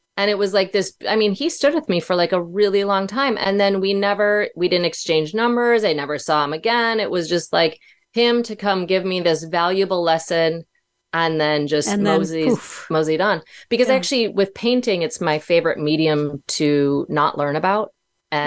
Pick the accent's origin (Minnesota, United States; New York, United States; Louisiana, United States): Minnesota, United States; moved away as an adult; also born or lived in Los Angeles; I had to move back home to Minnesota